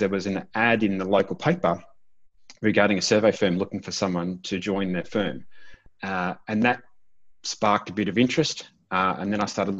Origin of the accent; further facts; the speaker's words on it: Korumburra, Victoria, Australia; I was born in Currumburra. It's a small country town in South Gippsland in Victoria. Largely milking and dairy industry there. But I grew up in the town.